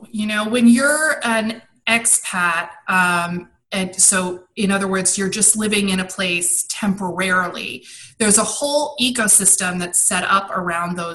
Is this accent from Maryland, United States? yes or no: yes; Maryland, United States; also born or lived in Brussels, Belgium / London, United Kingdom; So I was born in Brussels, Belgium, and then uh, we moved on when I was four to London. So I grew up overseas, and then at, as when I was ten, we moved to Washington D.C., just outside of Washington D.C. in Maryland.